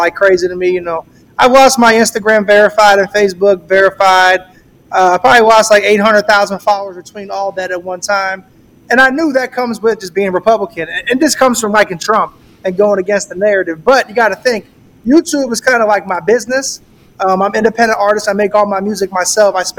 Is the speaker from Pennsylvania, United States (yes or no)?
no; St. Petersburg, Florida, United States; I'm from St. Pete, Florida, right outside of Tampa